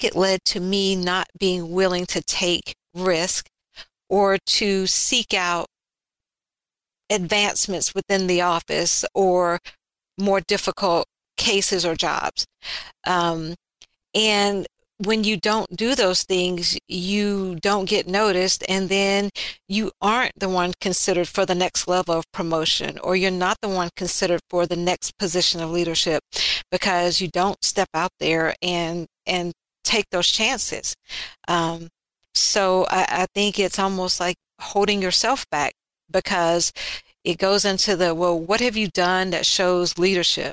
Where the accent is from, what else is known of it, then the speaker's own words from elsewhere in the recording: Alabama, United States; Growing up in Alabama, being biracial in a time and era and location where that really wasn't cool.